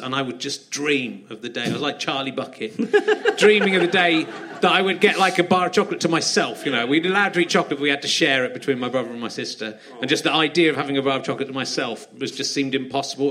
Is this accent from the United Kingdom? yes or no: yes; Cheddar, South West England, United Kingdom; I grew up in Cheddar, so there wasn't a McDonald's in Cheddar.